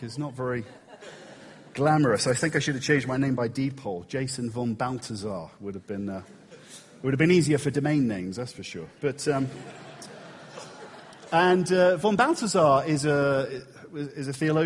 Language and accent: English; England, United Kingdom; we're English